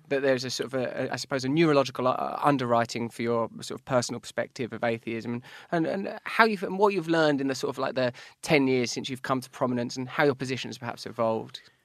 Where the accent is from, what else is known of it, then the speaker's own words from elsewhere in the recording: England, United Kingdom; I'm English